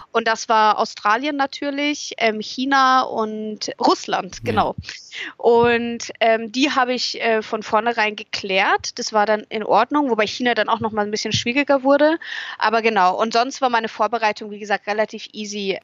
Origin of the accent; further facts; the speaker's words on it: Munich, Bavaria, Germany; moved away; also born or lived in England; um München herum, um meine Heimat herum